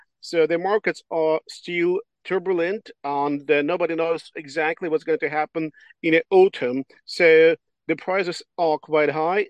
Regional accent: northern Ukraine, Ukraine; also born or lived in Kyiv, Ukraine / Berlin, Germany / Australia; So I'm coming from Ukraine, from the North Ukraine. Was born there. I'm a small farmer family.

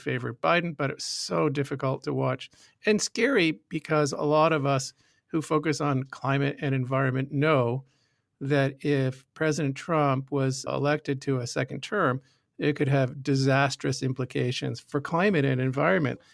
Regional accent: United States; moved away as an adult; now in Saskatoon, Canada; As an American expat, I've been following the twenty twenty presidential election while buried deep, deep in snow here in Saskatoon.

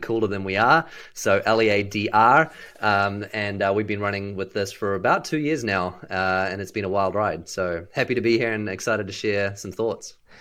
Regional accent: New Zealand; moved away as an adult; also born or lived in Seattle; now in Dallas, United States; I was born and raised in New Zealand

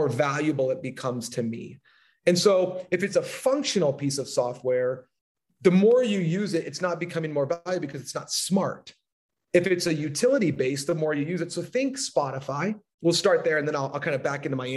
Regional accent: Southern California, United States; I'm from Southern California

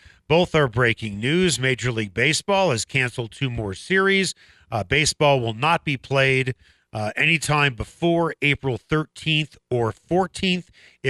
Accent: Chicago, Illinois, United States; now in Denver, United States; I'm from Chicago.

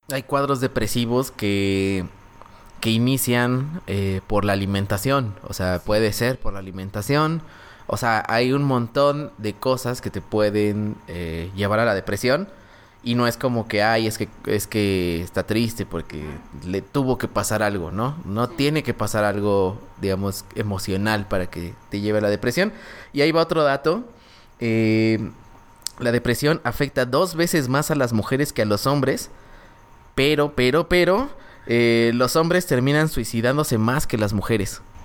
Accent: Mexico; mexicano promedio

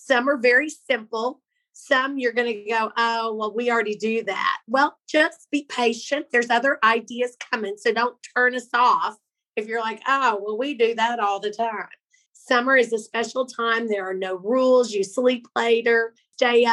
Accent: Pawhuska, Oklahoma, United States; people we grew up with in Pawhuska

